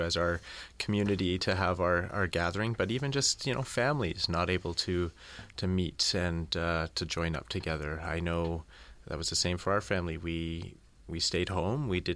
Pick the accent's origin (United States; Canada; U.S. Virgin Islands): Canada; British Columbia; also born or lived in Chetwynd / Kamloops / Terrace; now in Surrey, Canada; I was born and raised in British Columbia